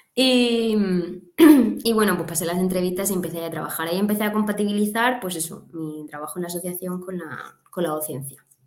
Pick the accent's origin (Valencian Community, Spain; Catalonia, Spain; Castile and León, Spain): Valencian Community, Spain; Catral; now in Murcia, Spain; me nací, me crié en un pueblo muy pequeñito del sur de la provincia de Alicante, Catral se llama